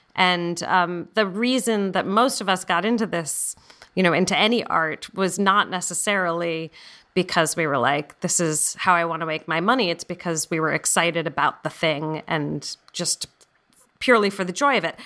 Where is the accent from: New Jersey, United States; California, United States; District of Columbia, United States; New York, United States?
California, United States; San Francisco; I grew up in San Francisco